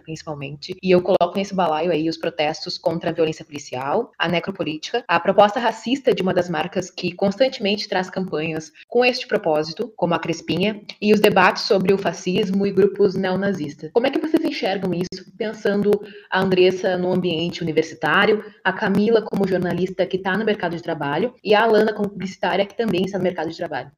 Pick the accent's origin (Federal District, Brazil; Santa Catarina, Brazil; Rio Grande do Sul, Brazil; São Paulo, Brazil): Rio Grande do Sul, Brazil; Bagé; eu sou do sul do estado, sou de Bagé